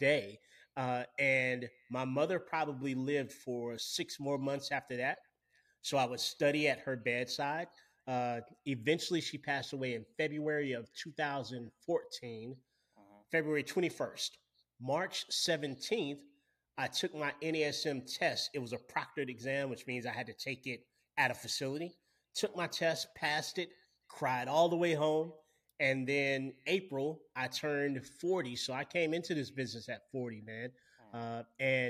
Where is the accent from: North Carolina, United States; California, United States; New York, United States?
North Carolina, United States; Winston-Salem; I'm from Winston-Salem, which is one of the world's tobacco capitals, Winston-Salem, North Carolina